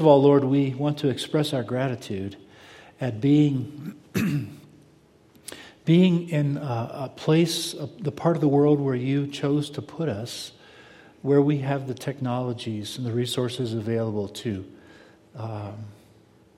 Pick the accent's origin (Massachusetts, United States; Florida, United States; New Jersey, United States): Florida, United States; South; moved away; when I was a kid, I grew up in South Florida